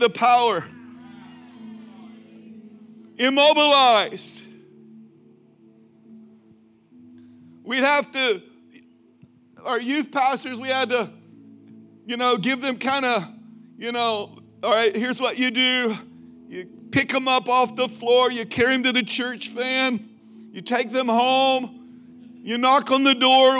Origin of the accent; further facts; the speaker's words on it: Mason, Texas, United States; from Mason, Texas